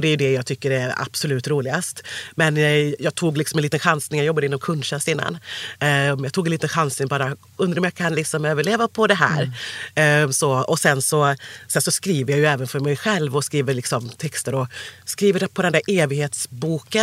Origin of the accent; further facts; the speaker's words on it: Sandared, Västra Götaland, Sweden; accent: västgötska; also born or lived in Cali, Colombia; Jag, jag föddes i Colombia, i Cali. Kom hit 86, född 85. Och sen så ja, då, då växte jag upp lite utanför Borås, mm. eh, istället som heter Sandared.